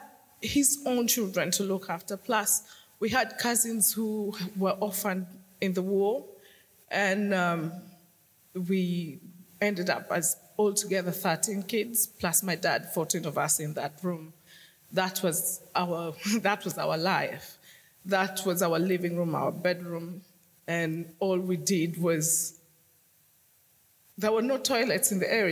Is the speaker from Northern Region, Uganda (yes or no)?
yes; Northern Region, Uganda; now in London, United Kingdom; I was born in northern Uganda